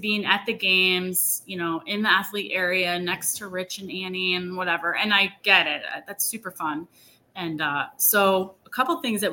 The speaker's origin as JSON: {"language": "English", "town": "Elkhart", "region": "Indiana", "country": "United States", "tie": "born or raised there", "said": "my hometown. There used to be two high schools in the one school district. Well, they merged. And I actually went to one, was called Elkhart Central and Elkhart Memorial"}